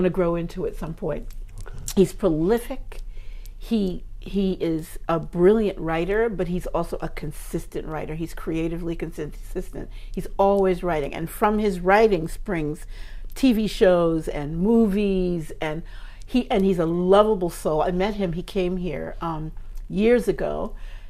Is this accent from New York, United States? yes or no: yes; New York City, New York, United States; also born or lived in Harlem / St. Albans / Queens Village; I was born in Harlem, raised until I was a little kid in Queens, in Harlem, and then we went to St. Albans